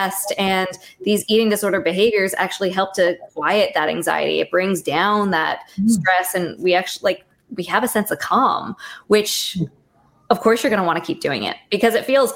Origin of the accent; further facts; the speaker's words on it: Canada; I'm a Canadian dietitian